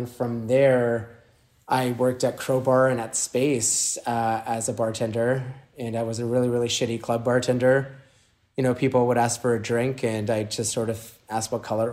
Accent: Miami, Florida, United States; born or raised there; moved away as an adult; also born or lived in Caracas, Venezuela; now in New York, United States

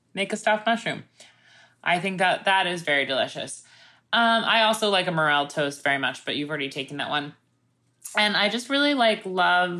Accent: Crab Meadow Beach, New York, United States; Crab Meadow Beach, which is this like little beach in my hometown.

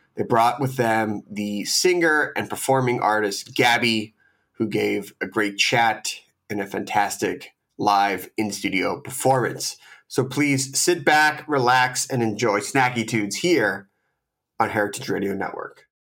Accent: Philadelphia, Pennsylvania, United States; I grew up in Philadelphia

